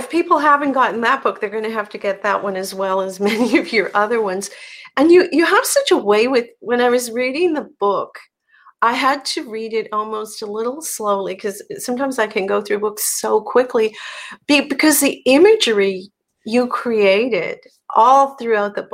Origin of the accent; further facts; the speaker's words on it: Newfoundland and Labrador, Canada; And I'm from here.